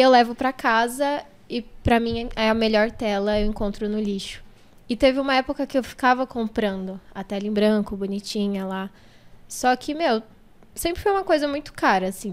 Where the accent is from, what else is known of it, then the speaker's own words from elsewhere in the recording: São Paulo, Brazil; also born or lived in Jardim Guarujá, São Paulo; Eu nasci no Jardim Guarujá. Ali, Valo Velho, Jardim Guarujá. Mas eu vim pro Capão, sei lá, acho que eu tinha uns 5, 6 anos